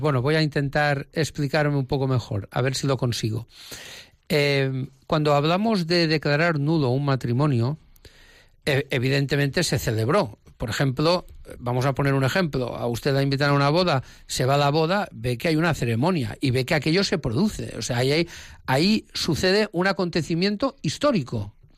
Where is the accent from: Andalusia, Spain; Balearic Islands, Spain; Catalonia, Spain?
Balearic Islands, Spain; Menorca; now in Palma de Mallorca, Spain; la isla de Menorca, donde yo nací